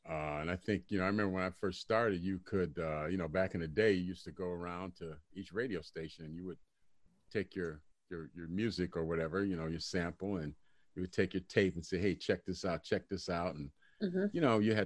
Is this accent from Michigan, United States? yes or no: yes; Detroit, Michigan, United States; I grew up in Detroit when I was younger, and I used to live across the street. I used to live on West Grand Boulevard, across the street from Motown